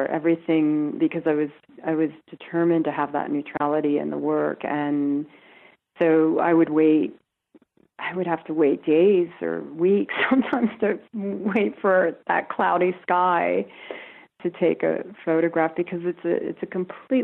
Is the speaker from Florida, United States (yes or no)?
no; Lancaster, Pennsylvania, United States; I grew up on the East Coast. I grew up in Lancaster, Pennsylvania, and never went west until I was 30 years old